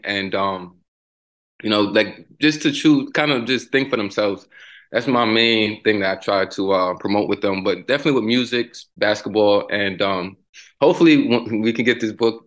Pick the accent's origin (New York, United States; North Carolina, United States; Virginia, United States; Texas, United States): New York, United States; New York City; now in Tampa, United States; growing up in the Bronx.